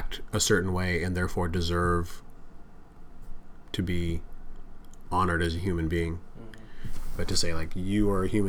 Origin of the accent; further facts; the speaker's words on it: United States; I'm an American